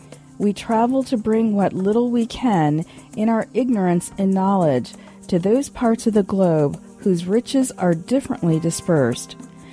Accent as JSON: {"language": "English", "town": "Detroit", "region": "Michigan", "country": "United States", "said": "I told him I'm from Detroit"}